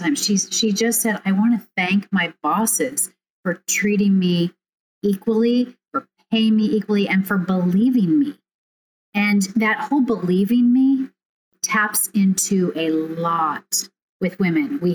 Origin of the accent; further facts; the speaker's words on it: Overland Park, Kansas, United States; the one I grew up in Overland Park, Kansas